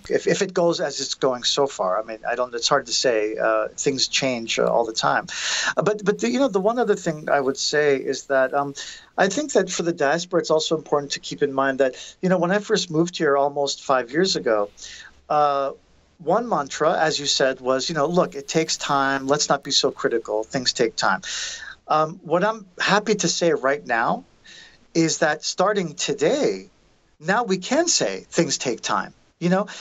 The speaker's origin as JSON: {"language": "English", "country": "United States", "moved": "yes", "lives_now": "Armenia", "said": "as an American"}